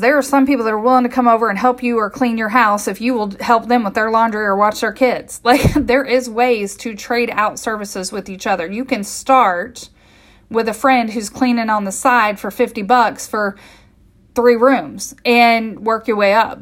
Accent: Midwest, United States; I grew up in the Midwest

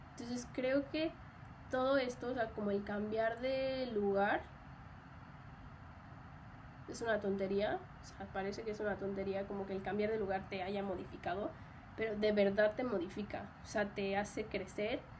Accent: Mexico; mi acento se modificó. O sea, yo nunca, creo que yo nunca había tenido como un acento muy marcado en México

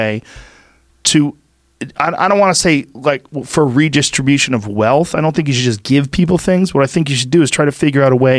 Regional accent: Boston, Massachusetts, United States; I'm from Boston

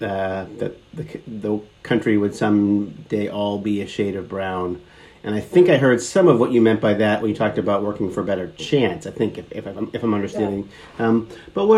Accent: New England, United States; as someone who grew up in New England

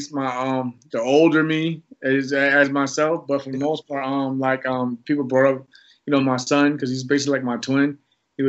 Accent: New York, United States; I'm from New York, so being in from New York during the whole 9/11 incident

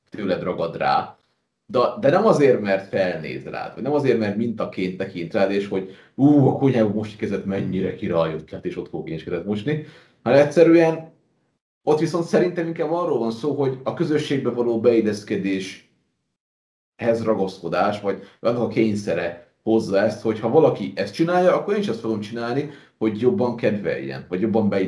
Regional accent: Hungary; Tehát, hogy én ha magyarként elmegyek ö, túloldalra, Szlovákiába

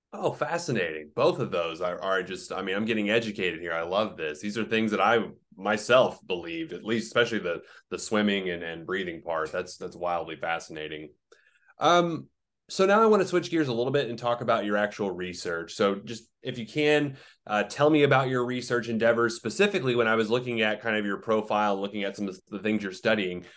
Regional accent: Oklahoma, United States; I'm from Oklahoma, I live in Oklahoma, also landlocked.

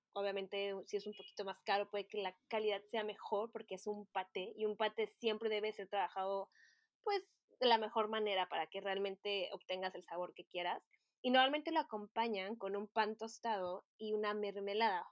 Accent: Mexico; moved away as an adult; now in Paris, France; en mi país, en México

